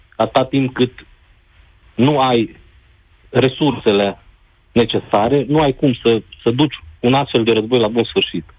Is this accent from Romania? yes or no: yes; Romania; Noi, ca și români